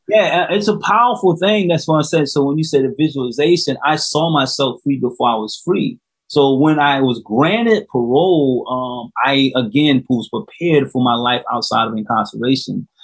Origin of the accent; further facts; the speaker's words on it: South Carolina, United States; right here in my home state